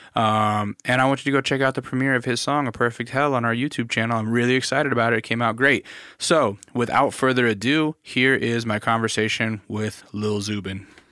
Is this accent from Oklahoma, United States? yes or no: no; Alaska, United States; I grew up in Alaska